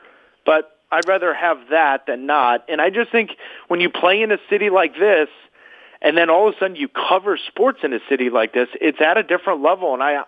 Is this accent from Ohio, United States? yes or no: no; St. Louis, Missouri, United States; moved away as an adult; also born or lived in Minnesota; now in Boston, United States; I was born in Minnesota with my dad was playing. Anyway, when I was six years old, we were back in St. Louis. And then I was there too, all the way through high school. So, but I've been in Boston longer